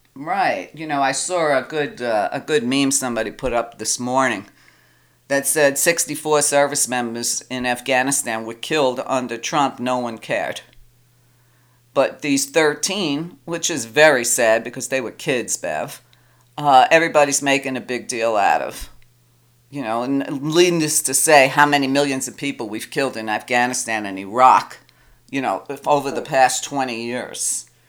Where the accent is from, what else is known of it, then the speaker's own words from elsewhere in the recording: New York, United States; I'm a woman, I'm Italian, I'm from New York.